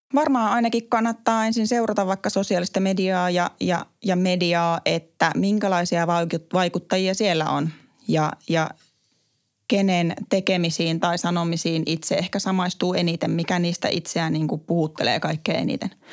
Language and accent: Finnish; Kuopio, North Savo, Finland; moved away; kun mä kävin kotikaupungissani Kuopiossa